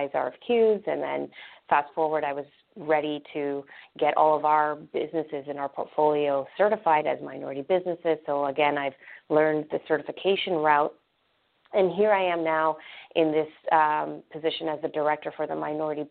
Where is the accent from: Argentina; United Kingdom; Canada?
Canada; now in Orlando, United States; I myself am Canadian. I grew up in Canada. I went to York University in Toronto